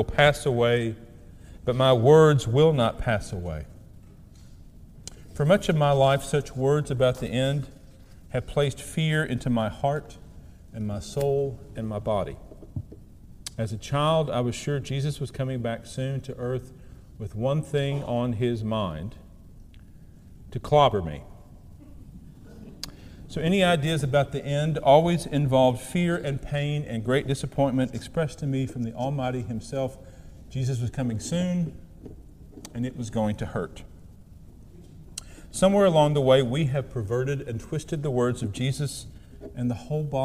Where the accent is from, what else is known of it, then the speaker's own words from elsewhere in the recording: southeast Missouri, United States; moved away; I returned home to my hometown in southeast Missouri to visit my mother